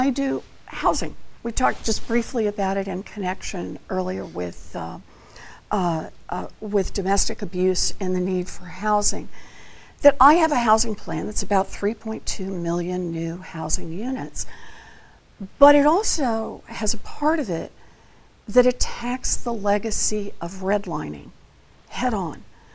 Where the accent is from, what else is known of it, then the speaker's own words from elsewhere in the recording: Oklahoma, United States; I grew up out in Oklahoma